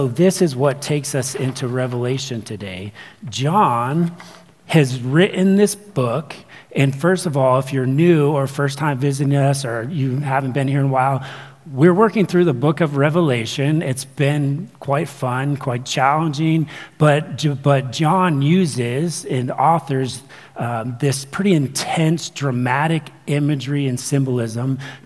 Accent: Ventura, California, United States; I grew up, or I was born in Ventura, California.

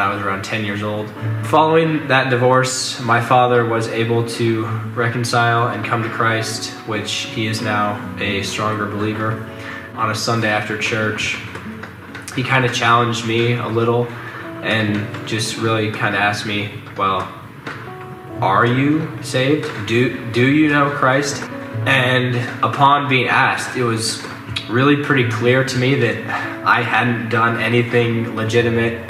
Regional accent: Madrid, Iowa, United States; I'm from Madrid, Iowa, which is a small town of about 2,500 in central Iowa

